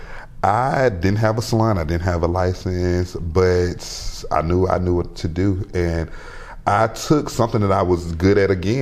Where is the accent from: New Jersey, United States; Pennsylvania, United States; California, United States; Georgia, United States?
Georgia, United States; Macon; moved away as an adult; I had worked in Macon in my hometown